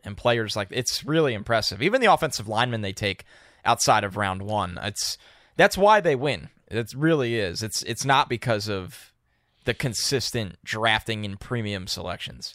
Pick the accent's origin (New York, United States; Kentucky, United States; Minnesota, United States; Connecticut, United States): New York, United States; near West Point; I actually grew up a little bit more than thirty minutes away from West Point